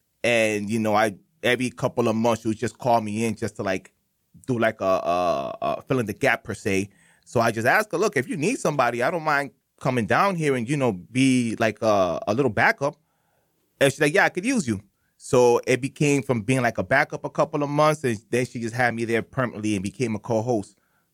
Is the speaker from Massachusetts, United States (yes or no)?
yes; Lawrence, Massachusetts, United States; now in Boston, United States; I'm originally from Lawrence, Massachusetts, mostly ran by Dominicans, Puerto Ricans. It used to be a 50-50, but now mainly Dominicans. I'm probably like rare Cubans that you see around there.